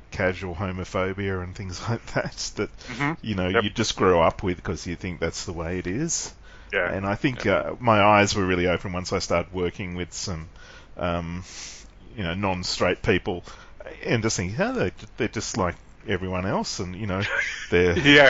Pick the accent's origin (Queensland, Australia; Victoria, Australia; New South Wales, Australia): New South Wales, Australia; Sydney; we grew up in Sydney